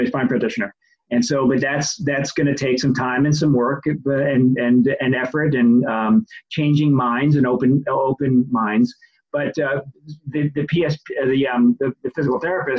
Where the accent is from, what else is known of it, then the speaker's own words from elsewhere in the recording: New York, United States; now in New England, United States; I grew up in New York, and I now live in New England